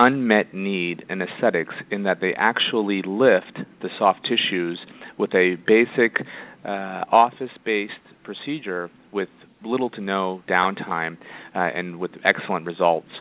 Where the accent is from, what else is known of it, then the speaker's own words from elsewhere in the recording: Indiana, United States; moved away as an adult; also born or lived in Florida / Toronto; now in Los Angeles, United States; I'm originally from Indiana and did all of my schooling there